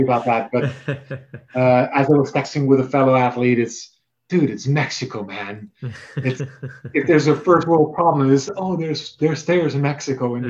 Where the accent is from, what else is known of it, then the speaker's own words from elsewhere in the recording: near Maastricht, Limburg, Netherlands; moved away as an adult; now in Atlanta, United States; That is about 12 miles from where I've spent 30 years of my life.